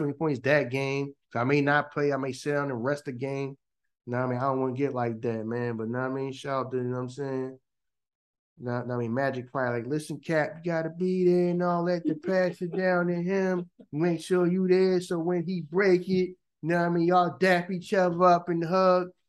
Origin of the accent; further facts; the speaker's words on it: Philadelphia, Pennsylvania, United States; Here in Philly, we just didn't wear those.